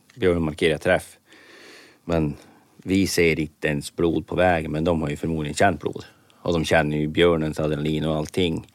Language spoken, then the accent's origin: Swedish; Norrbotten County, Sweden; hemma i Norrbotten